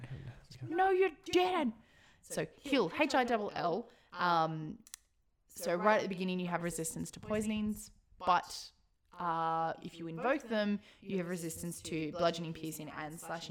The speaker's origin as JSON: {"language": "English", "country": "Australia", "said": "because we are also Australian."}